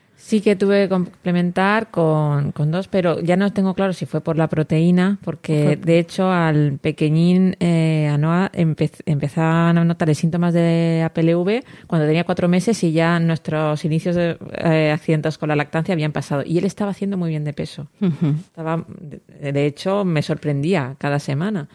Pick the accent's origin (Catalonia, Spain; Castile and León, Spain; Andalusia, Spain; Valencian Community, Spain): Valencian Community, Spain; Elche; yo que soy